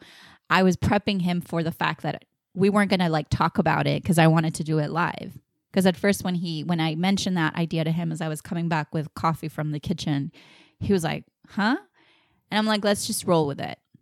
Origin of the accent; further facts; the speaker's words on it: Puerto Rico; I'm full blown Puerto Rican.